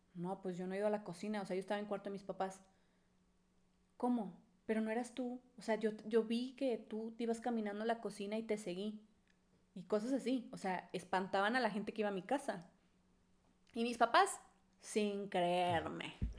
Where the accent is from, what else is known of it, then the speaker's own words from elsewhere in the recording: Monterrey, Nuevo León, Mexico; now in Puebla, Mexico; yo soy de Monterrey y yo, me cre, yo crecí con las creencias de Monterrey